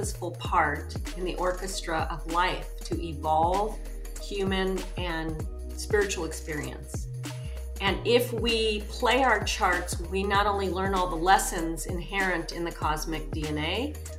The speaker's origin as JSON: {"language": "English", "town": "Los Angeles", "region": "California", "country": "United States", "tie": "born or raised there", "also_born_or_lived": "New York City", "said": "I grew up in West Los Angeles. Well, I was born in New York City. I don't remember that part, but I really had an extraordinarily magical, imaginative childhood in West Los Angeles"}